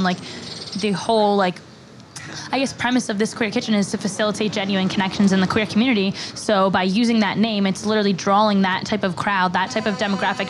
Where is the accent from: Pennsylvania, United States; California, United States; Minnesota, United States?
Pennsylvania, United States; Bucks County.